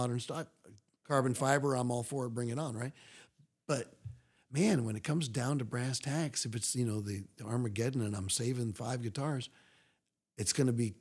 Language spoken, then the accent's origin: English; East Coast, United States; I'm from the East Coast where they always pronounce it sherbet